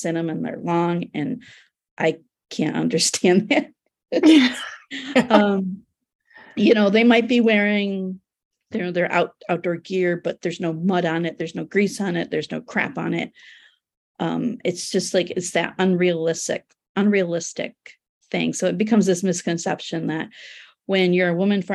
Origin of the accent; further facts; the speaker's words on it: United States; also born or lived in Turkey; as an American and a woman